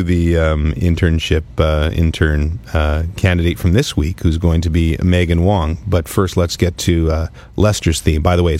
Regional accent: Ottawa, Ontario, Canada; moved away; also born or lived in Vancouver; Ottawa's my hometown

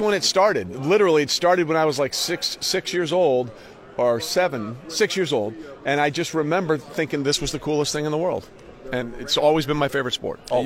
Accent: Northeast, United States; I grew up in the Northeast where college football does not exist really

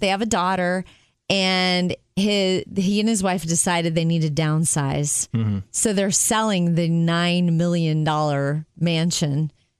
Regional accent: Jupiter, Florida, United States; moved away; I grew up in Jupiter, Florida.

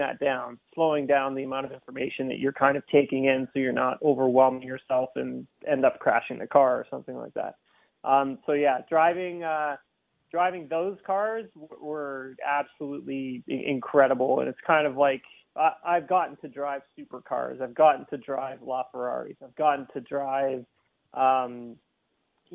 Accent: Keene, Ontario, Canada; I grew up in Peterborough. Well, actually, technically, I grew up in Keene, which is located outside of Peterborough.

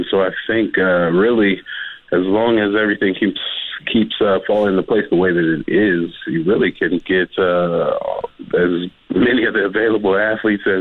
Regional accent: Columbus, Ohio, United States; I'm from Columbus, Ohio, big city in Columbus.

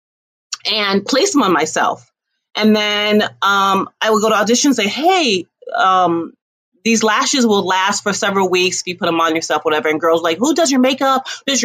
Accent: Toledo, Ohio, United States; moved away as an adult; also born or lived in Akron, Ohio / New York City; now in Los Angeles, United States; I was born in Akron, the hometown of LeBron James, but grew up in Toledo when my mom got remarried. And Toledo, Ohio

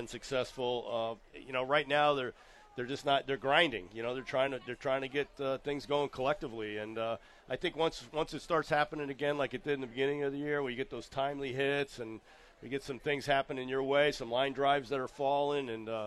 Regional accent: Connecticut, United States; I grew up in Connecticut

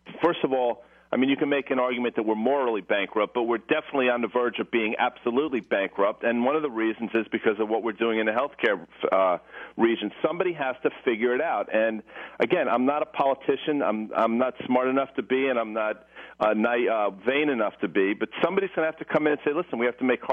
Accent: Morristown, New Jersey, United States; I'm from Morristown, New Jersey

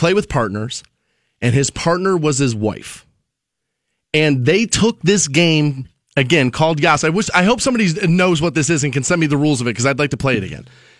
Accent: Cleveland, Ohio, United States; moved away; I'm from Cleveland originally

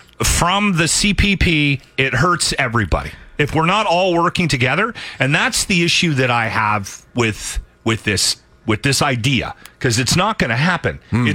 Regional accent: Canada; now in Edmonton, Canada; I've enjoyed my time here in Alberta. But when somebody asks me who I am and mm-hmm. where I'm from, I'm going to be Canadian.

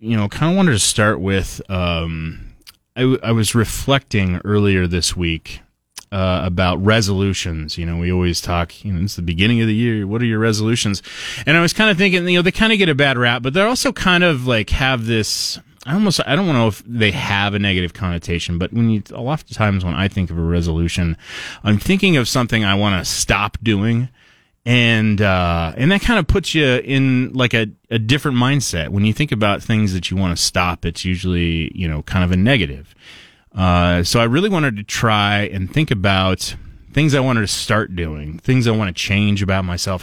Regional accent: Oregon, United States; now in Idaho, United States; I'm from Oregon. My family all lives in Oregon.

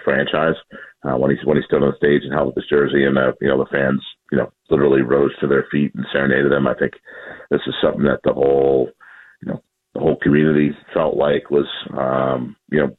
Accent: Chicago, Illinois, United States; now in Seattle, United States; I am from Chicago

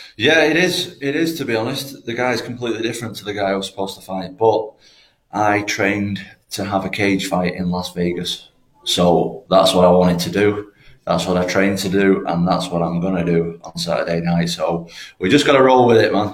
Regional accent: Manchester, North West England, United Kingdom; I'm not actually from Liverpool. I just train in Liverpool. I'm from Manchester

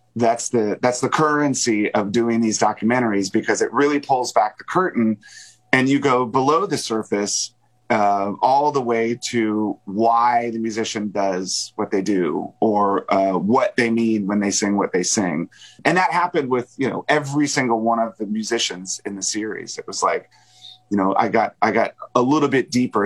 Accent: Springfield, Virginia, United States; moved away; have very fond memories of growing up in Springfield

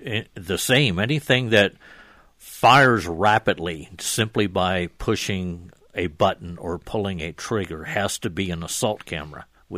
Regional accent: Pennsylvania, United States; moved away; I'm from Pennsylvania

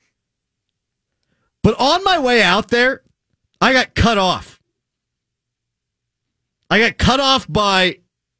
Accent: Pittsburgh, Pennsylvania, United States; Born and raised in Pittsburgh.

